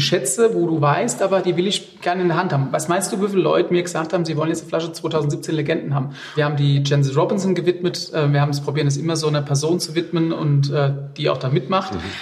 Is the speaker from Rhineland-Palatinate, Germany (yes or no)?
yes; Rheinhessen, Rhineland-Palatinate, Germany